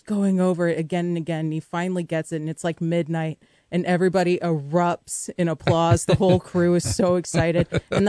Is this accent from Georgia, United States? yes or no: no; rural Missouri, United States; I'm from Missouri.